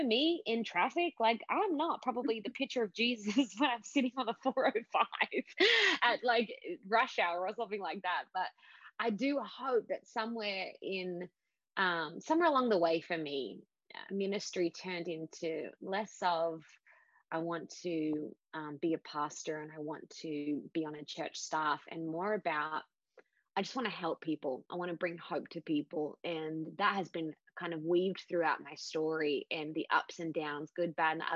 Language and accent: English; Sydney, New South Wales, Australia; I am an Aussie chick, was born in Sydney, Australia, grew up in a place called the Shire